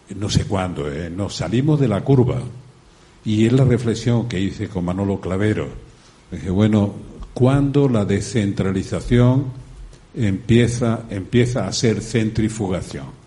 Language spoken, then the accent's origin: Spanish; the South, southern Spain, Spain; also born or lived in Extremadura; las raíces de mi tierra